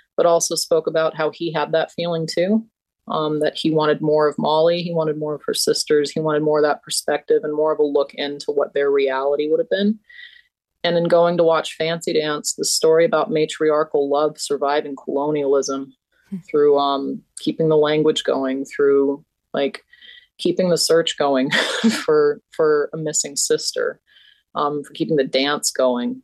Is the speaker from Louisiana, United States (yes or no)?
no; Blackfeet Nation, Montana, United States; growing up in Blackfeet Nation